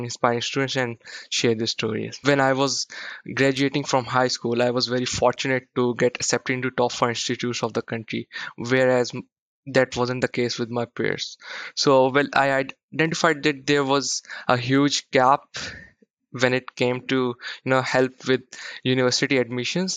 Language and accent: English; Pakistan; I'm from Pakistan.